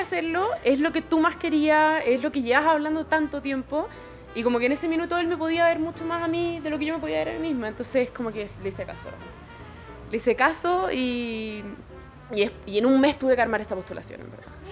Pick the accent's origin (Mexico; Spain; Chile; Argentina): Chile; como chilenos